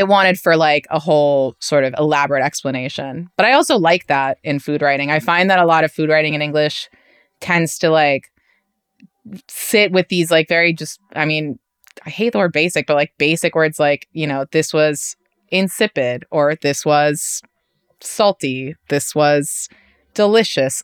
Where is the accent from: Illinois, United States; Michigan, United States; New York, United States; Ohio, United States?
New York, United States; New York City; accent: New York; native New Yorkers